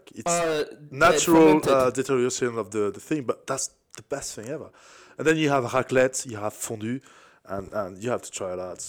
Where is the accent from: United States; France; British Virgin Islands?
France